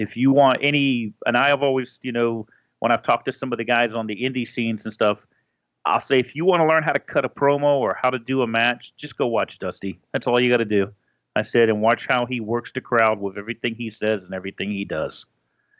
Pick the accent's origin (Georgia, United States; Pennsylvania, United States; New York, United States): Georgia, United States; also born or lived in Florida; I was born in Florida, but and then we moved to Georgia later